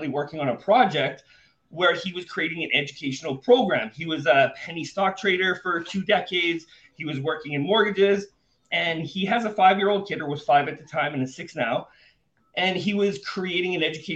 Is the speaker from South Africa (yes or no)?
no; Canada; moved away as an adult; now in Panama; I was born and raised in Canada. I'm currently living in Panama